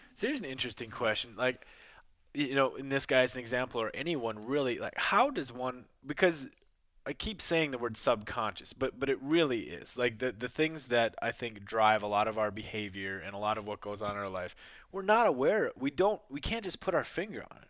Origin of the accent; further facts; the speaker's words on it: Midwest, United States; moved away; also born or lived in New York; I grew up in the Midwest in the rural areas